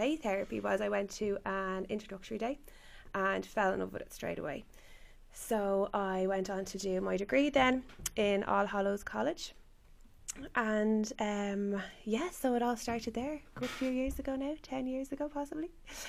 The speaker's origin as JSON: {"language": "English", "town": "Dublin", "region": "Leinster", "country": "Ireland", "said": "I'm from Dublin myself."}